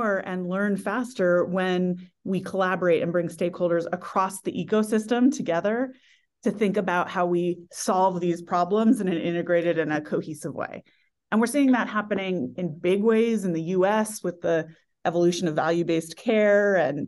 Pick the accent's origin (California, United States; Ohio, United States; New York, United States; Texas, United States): California, United States; I grew up in the Silicon Valley during the first tech bubble was when I entered the workforce.